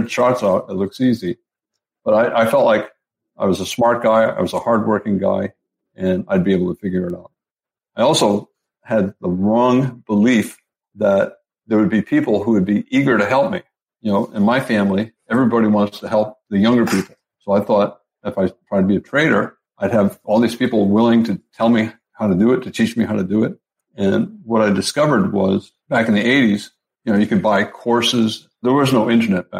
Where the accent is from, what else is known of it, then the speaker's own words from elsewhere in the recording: Providence, Rhode Island, United States; moved away; I grew up in Providence, Rhode Island, back in the East Coast